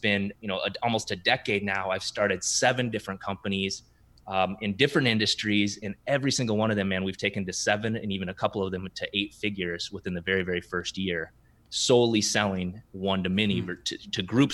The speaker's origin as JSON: {"language": "English", "region": "South Dakota", "country": "United States", "tie": "born or raised there", "moved": "as an adult", "lives_now": "Minneapolis, United States", "said": "growing up in South Dakota"}